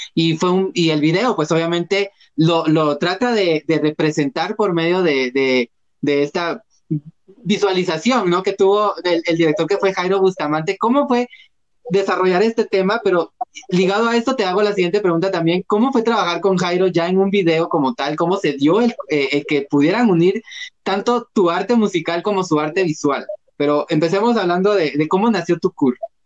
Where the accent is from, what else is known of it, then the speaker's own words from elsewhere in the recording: Guatemala; yo me considero guatemalteco